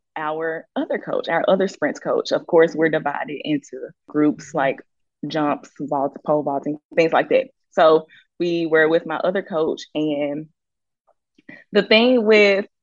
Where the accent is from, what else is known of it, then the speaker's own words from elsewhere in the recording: Clinton, Mississippi, United States; moved away; also born or lived in Alabama; I'm from Jackson, Mississippi, but I am from Clinton, Mississippi.